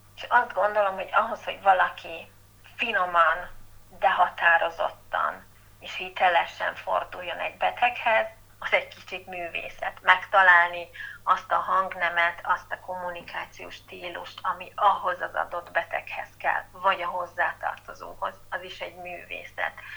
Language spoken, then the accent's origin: Hungarian; Miskolc, Borsod-Abaúj-Zemplén, Hungary; moved away as an adult; also born or lived in Budapest; Miskolci vagyok, és szeretem ezt a várost, szeretek itt élni